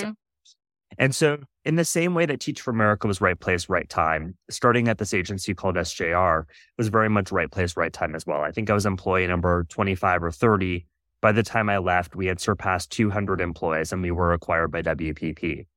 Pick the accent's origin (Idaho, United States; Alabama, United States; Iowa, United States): Iowa, United States; I was born and raised in Iowa